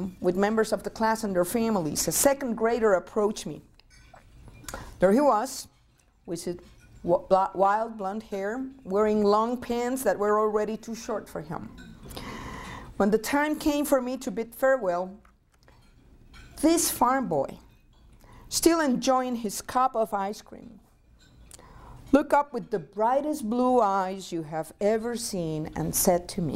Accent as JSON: {"language": "English", "town": "Mayagüez", "country": "Puerto Rico", "tie": "born or raised there", "also_born_or_lived": "New Mexico", "second_language": "English", "moved": "as an adult", "lives_now": "Montana, United States", "said": "I was born and raised in Puerto Rico. If you detect an accent, it's the mic."}